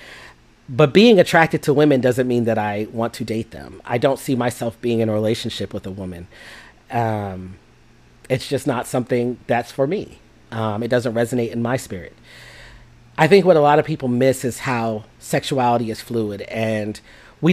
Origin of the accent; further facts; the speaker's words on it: Jamaica; I'm Jamaican